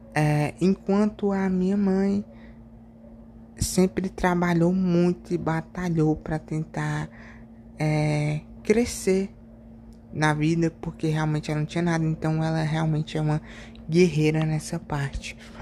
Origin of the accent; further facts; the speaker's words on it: Ceará, Brazil; eu sou do Ceará